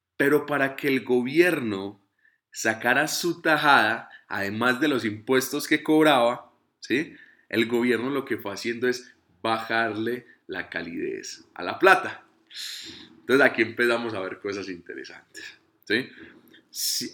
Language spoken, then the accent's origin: Spanish; Colombia; soy colombiano